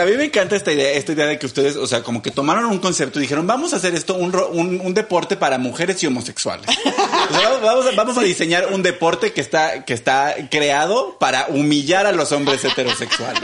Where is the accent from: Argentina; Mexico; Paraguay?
Mexico; soy el único mexicano